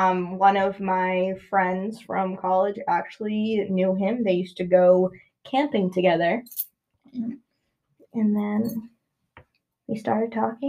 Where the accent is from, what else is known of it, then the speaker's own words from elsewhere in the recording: Rhode Island, United States; now in Maine, United States; I'm from Rhode Island.